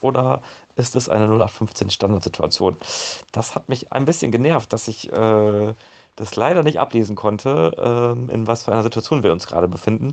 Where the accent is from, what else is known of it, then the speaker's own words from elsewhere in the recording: Osnabrück, Lower Saxony, Germany; ich komme aus Osnabrück